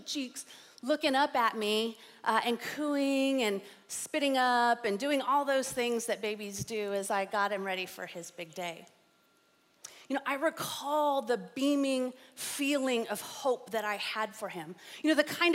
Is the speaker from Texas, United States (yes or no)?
yes; San Antonio, Texas, United States; I grew up here in San Antonio in the 80s and 90s